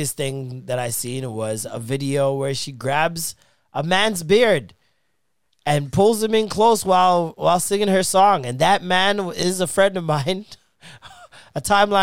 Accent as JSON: {"language": "English", "country": "Jamaica", "said": "I'm just a Jamaican man"}